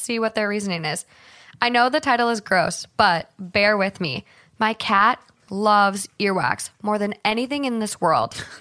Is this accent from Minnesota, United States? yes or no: yes; Minnesota, United States; growing up in Minnesota